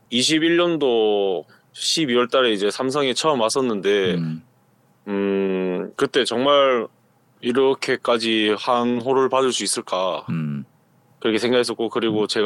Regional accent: Gyeongsang, South Korea; 제가 경상도 남자다 되다, 되다 보니까

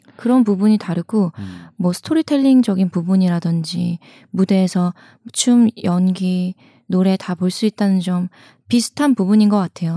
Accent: Chungju, North Chungcheong, South Korea; 제가 고향이 충주예요.

